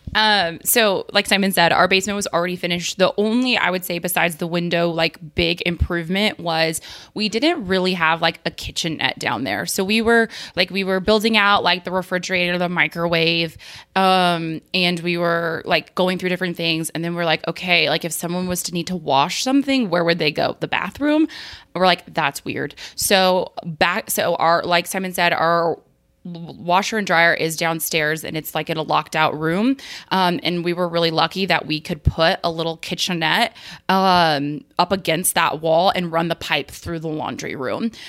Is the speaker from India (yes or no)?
no; New Mexico, United States; moved away; I grew up in New Mexico where, where basements really aren't a thing